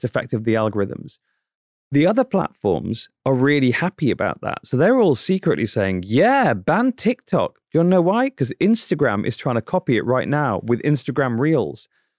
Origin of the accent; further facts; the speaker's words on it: Manchester, North West England, United Kingdom; like we were when I was growing up in Manchester, England, you know, 30, 40 years ago.